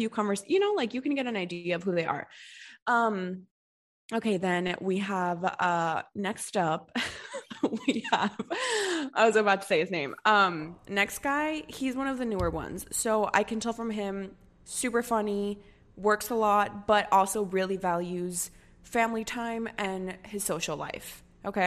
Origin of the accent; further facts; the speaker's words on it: United States; coming from a Hispanic family and then, but growing up in the States, going to college in the States